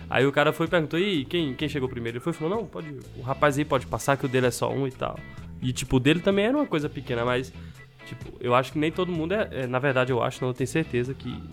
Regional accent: Brazil; é malandro, eu sou brasileiro, é meu jeitinho

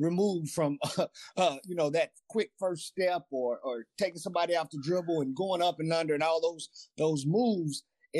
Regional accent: Louisville, Kentucky, United States; when I was in high school and growing up in Louisville, Kentucky

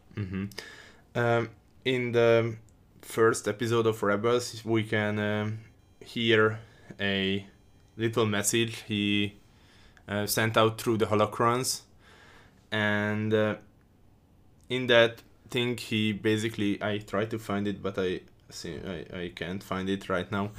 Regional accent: Hungary; I'm from Hungary

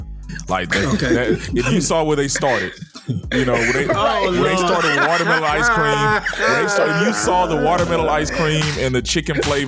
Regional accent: Texas, United States; growing up in Texas

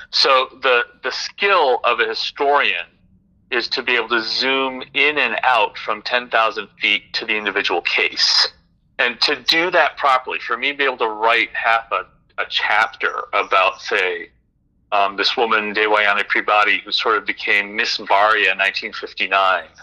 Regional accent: Indonesia; also born or lived in Philippines / Singapore; I grew up in Southeast Asia, Indonesia, the Philippines, Singapore, among other places.

